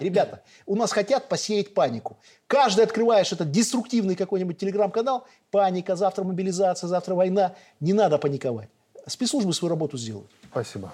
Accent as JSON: {"language": "Russian", "country": "Belarus", "said": "Мы белорусы"}